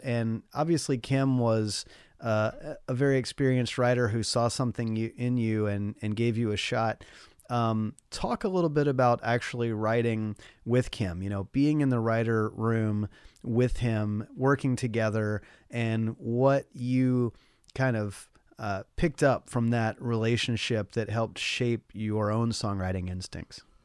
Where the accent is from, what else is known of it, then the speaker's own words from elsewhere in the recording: Nashville, Tennessee, United States; I wanted nothing to do with country music when I was growing up as a kid in Nashville.